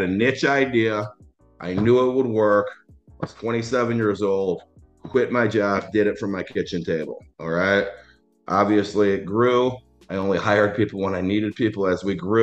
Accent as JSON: {"language": "English", "town": "Schaumburg", "region": "Illinois", "country": "United States", "tie": "born or raised there", "also_born_or_lived": "Los Angeles", "said": "I grew up in Schaumburg, Illinois, very middle class"}